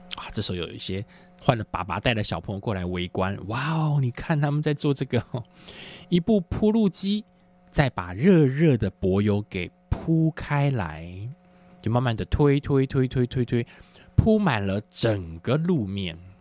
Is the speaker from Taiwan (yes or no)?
yes; Taiwan; 我在一个，呃，眷村里面长大